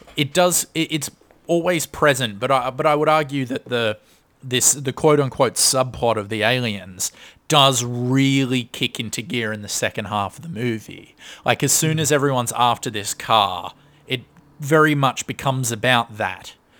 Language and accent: English; Australia; we're Australian. We don't really have a large Jewish com-, community, so I've only met a couple in my life.